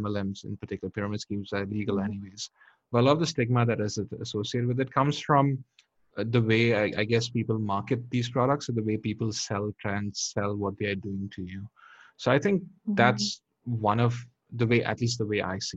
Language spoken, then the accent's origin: English; India; moved away; I'm from India